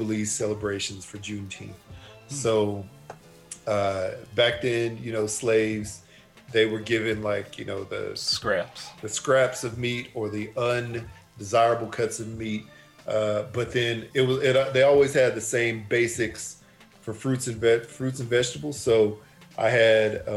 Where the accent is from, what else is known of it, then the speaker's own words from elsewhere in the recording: Texas, United States; growing up in Texas